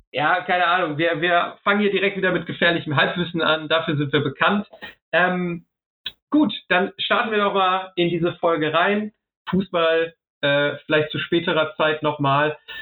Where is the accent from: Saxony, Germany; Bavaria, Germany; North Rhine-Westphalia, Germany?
North Rhine-Westphalia, Germany; Ruhr area; also born or lived in Essen; ich liebe das Ruhrgebiet wirklich. Ähm, da komme ich her, da gehe ich hin